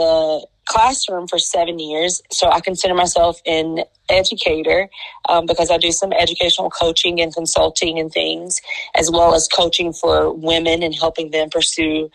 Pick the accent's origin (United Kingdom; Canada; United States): United States; Picayune, Mississippi; I am from the beautiful state of Mississippi, born and raised in Picayune